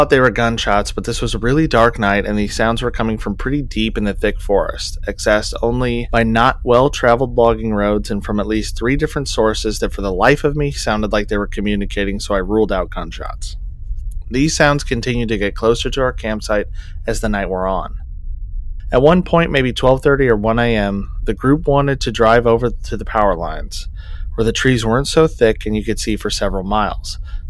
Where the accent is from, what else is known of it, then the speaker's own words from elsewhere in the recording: Montana, United States; Now, I'm from Montana and have spent many a night camped alone in far more rugged mountains than I was in now